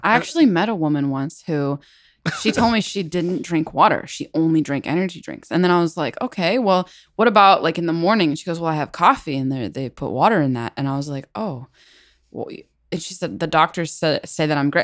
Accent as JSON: {"language": "English", "town": "Battle Ground", "region": "Washington", "country": "United States", "said": "I am from a town called Battleground, Washington"}